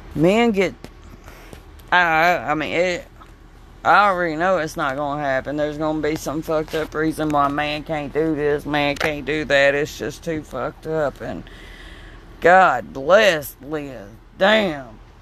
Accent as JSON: {"language": "English", "area": "the South", "region": "Southern United States", "country": "United States", "accent": "Southern", "said": "my accent here because we got another Southern Belle"}